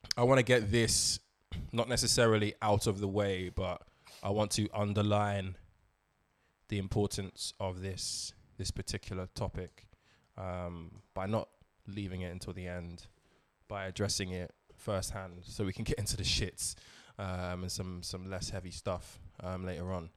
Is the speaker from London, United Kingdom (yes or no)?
yes; London, United Kingdom; I was born in London, raised in London, but I am Nigeria by origin